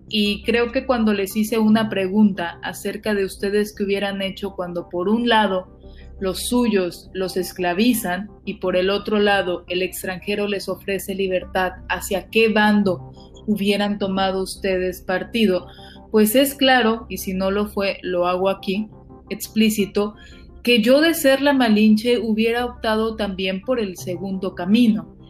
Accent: Tampico, Tamaulipas, Mexico; Yo soy de Tampico

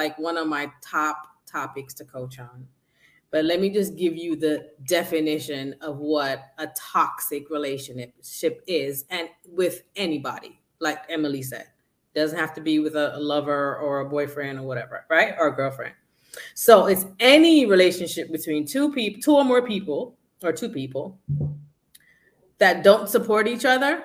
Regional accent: Jamaica; I'm from Jamaica and we are very respectful

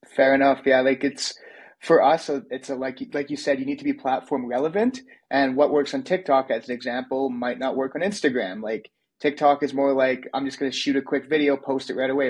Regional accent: Canada; I'm Canadian

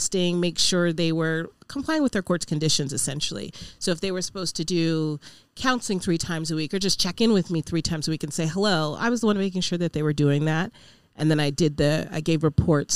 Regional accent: Reno, Nevada, United States; born and raised here. My parents are from Nigeria

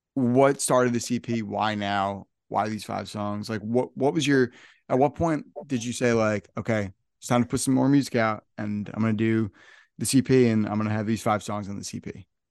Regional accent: northern New Jersey, United States; I'm from northern New Jersey

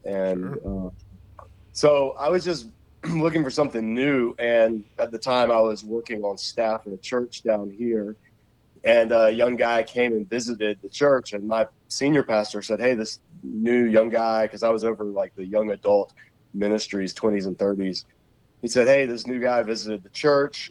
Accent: Savannah, Georgia, United States; also born or lived in Macon, Georgia / Charlotte; I grew up in Savannah, so even when we moved to Macon, Georgia, which is in the middle of the state

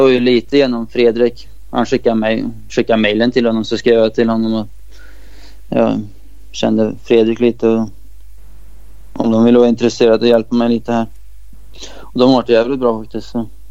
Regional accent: Sweden; moved away

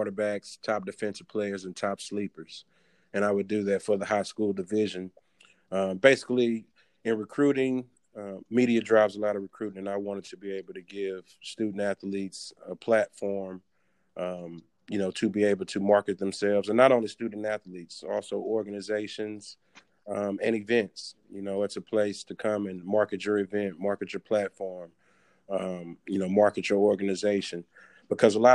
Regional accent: Houston, Texas, United States; moved away as an adult; also born or lived in Oklahoma; I grew up in Houston, Texas

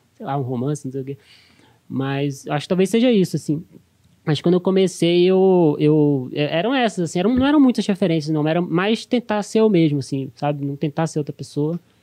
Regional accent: Brasília, Federal District, Brazil; moved away as an adult; now in São Paulo, Brazil; eu cresci, eu cresci assim, eu cresci em Brasília, em cidade satélite

